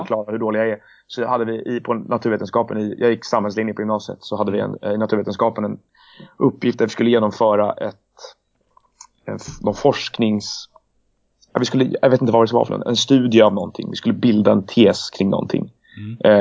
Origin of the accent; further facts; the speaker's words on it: Stockholm, Stockholm County, Sweden; also born or lived in Lund / Leeds / London; Jag är ju faktiskt född på Södermalm en gång i tiden också, även om jag växte upp på Gärdet.